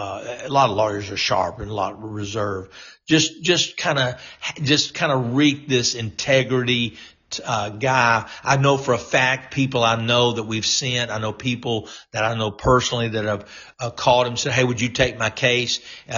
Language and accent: English; North Louisiana, United States; even though I was a Yankee from North Louisiana.